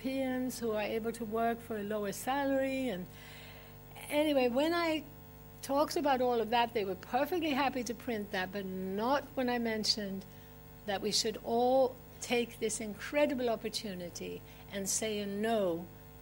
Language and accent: English; Sweden; moved away; I'm originally from Sweden